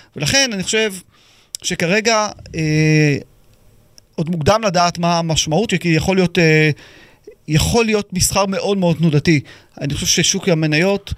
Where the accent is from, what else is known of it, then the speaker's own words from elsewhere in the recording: Israel; אנחנו כישראלים